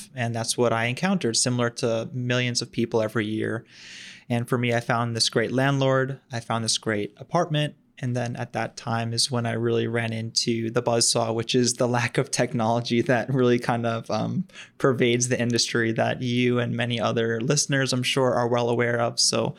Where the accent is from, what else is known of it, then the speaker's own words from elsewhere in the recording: Long Island, New York, United States; also born or lived in Philadelphia; born and raised on the East Coast, so actually grew up on Long Island, and then ended up working and living in right about Philly area for a while.